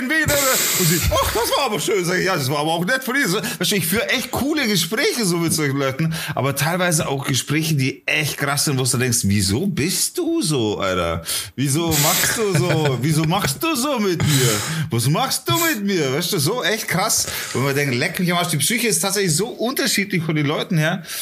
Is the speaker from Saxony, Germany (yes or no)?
yes; Leipzig, Saxony, Germany; born there; nee, nee, ich komme nicht aus Bayern. Ich bin um die Ecke geboren, in, in Leipzig.